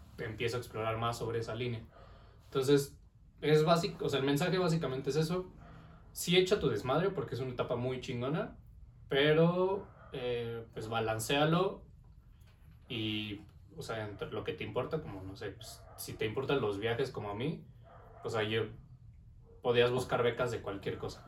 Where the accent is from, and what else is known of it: Mexico